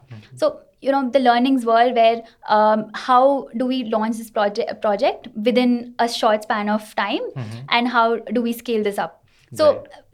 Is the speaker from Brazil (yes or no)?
no; Kolkata, West Bengal, India; I have been born and brought up in Kolkata